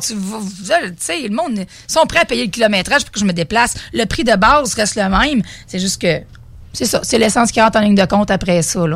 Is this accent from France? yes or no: no; Beauce, Quebec, Canada; je viens de la Beauce.